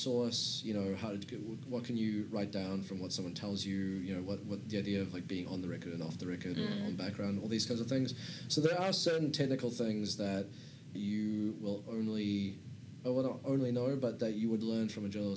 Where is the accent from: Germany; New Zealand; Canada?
New Zealand; Auckland; also born or lived in Serbia; I'm originally from former Yugoslavia, Serbia specifically. Moved to New Zealand when I was about 6 years old or so. I grew up in Auckland